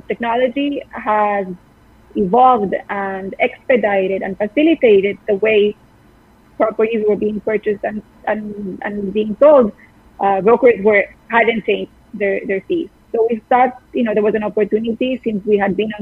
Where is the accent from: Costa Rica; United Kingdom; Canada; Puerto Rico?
Costa Rica; moved away as an adult; now in New York, United States; I'm from Costa Rica